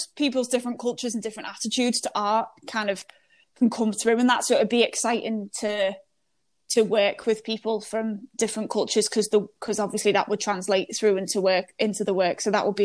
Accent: United Kingdom; me being British

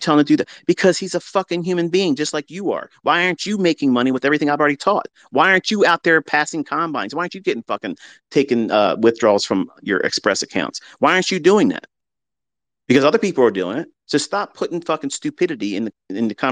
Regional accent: United States; as an American

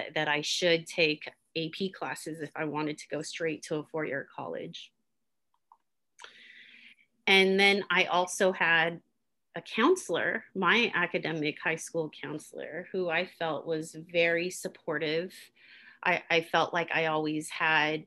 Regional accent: Oakland, California, United States; I was born and raised in Oakland

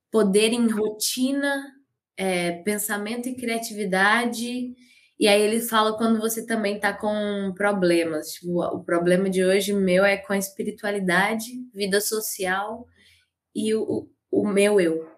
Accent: Caratinga, Minas Gerais, Brazil; moved away as an adult; also born or lived in Ubá; now in Juiz de Fora, Brazil; eu nasci em Ubá, que é aqui perto. Ah. Mas eu morei a minha vida inteira em Caratinga.

